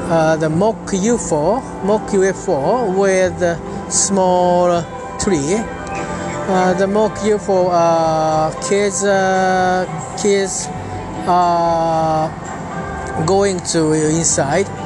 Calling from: Tokyo, Japan; English is a second language; I'm talking from Japan. Today is I'm at Tokyo, which uh, is near the Tamagawa River.

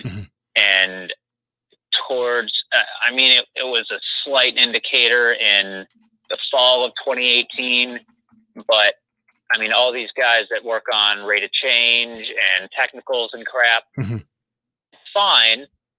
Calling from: Chicago, Illinois, United States; from Chicago.

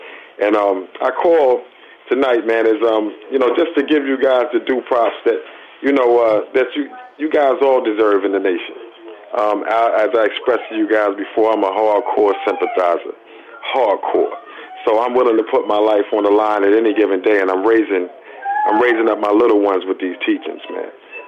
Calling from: Beacon, New York, United States; calling from Beacon, New York.

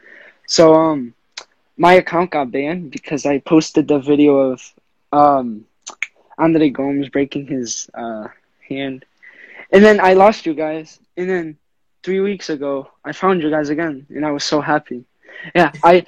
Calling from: Rhode Island, United States; I'm 16 years old, about to turn 17 July 31st. I'm coming from Rhode Island.

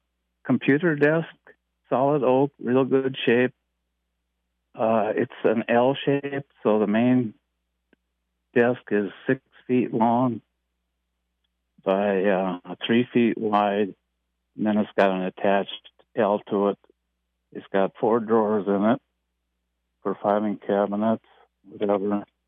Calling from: Dassel, Minnesota, United States; I'm from Dassel.

